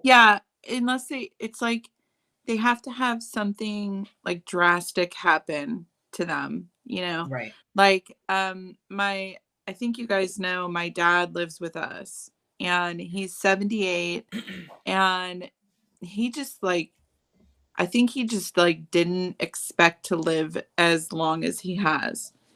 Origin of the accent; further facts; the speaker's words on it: Chicago, Illinois, United States; moved away as an adult; now in California, United States; I grew up in Chicago, and it's a totally different culture there